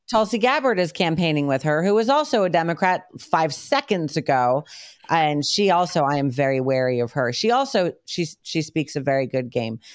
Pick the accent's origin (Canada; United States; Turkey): United States; moved away; also born or lived in New York / Connecticut; we grew up in New York and then Connecticut.